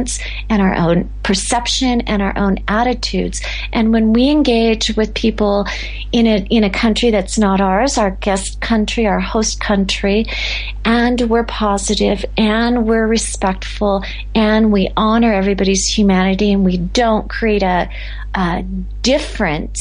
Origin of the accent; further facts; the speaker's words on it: United States; moved away; we call the United States our passport country because that's where we belong